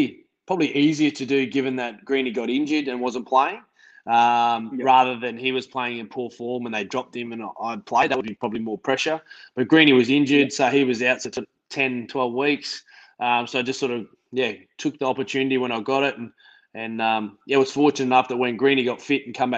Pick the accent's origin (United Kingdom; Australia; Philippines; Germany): Australia; Queensland; moved away; also born or lived in Parramatta, Sydney; I'm a Queenslander.